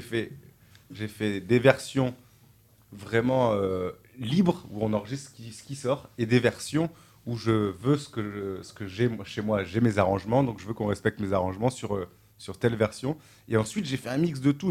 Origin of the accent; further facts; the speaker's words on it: Toulouse, Occitania, France; moved away; ma famille, j'ai grandi là, donc je suis un enfant du pays